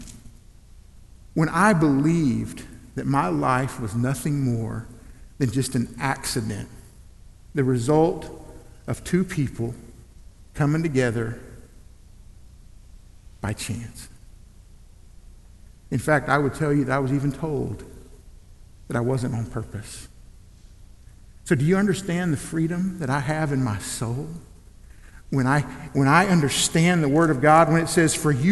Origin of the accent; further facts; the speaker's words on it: Elgin, Oklahoma, United States; I grew up in Elgin, Oklahoma